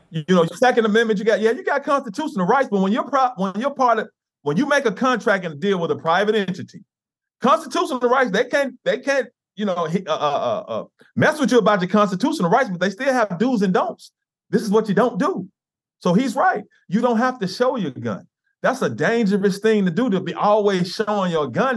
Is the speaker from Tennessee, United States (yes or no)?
yes; Memphis, Tennessee, United States; I grew up here in Memphis, in, in the inner, inner city.